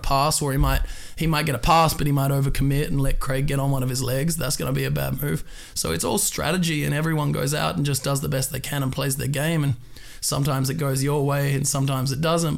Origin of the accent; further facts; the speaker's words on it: Perth, Western Australia, Australia; moved away; I'm from Perth, Western Australia